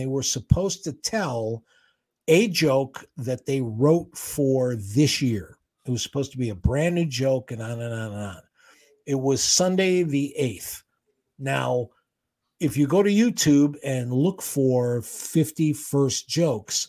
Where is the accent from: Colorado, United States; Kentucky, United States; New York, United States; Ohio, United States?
Ohio, United States; Cleveland; living in Cleveland, growing up in Cleveland